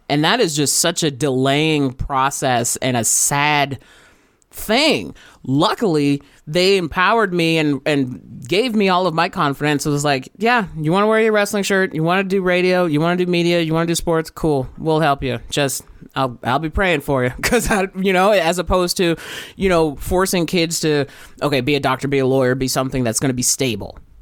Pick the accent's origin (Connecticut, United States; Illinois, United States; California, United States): California, United States; Riverside; I grew up in Riverside, California